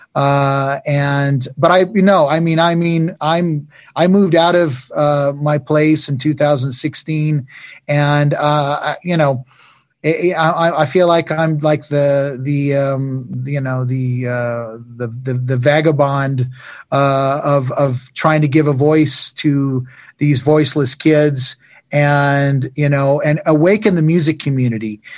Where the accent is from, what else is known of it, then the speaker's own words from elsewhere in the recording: United States; where we come from America